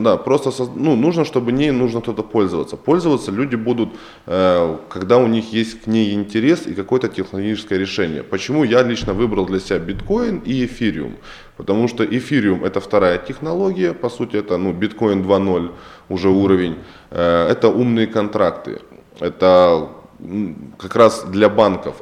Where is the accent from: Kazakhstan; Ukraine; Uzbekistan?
Ukraine; now in Russia; я сам родом с Украины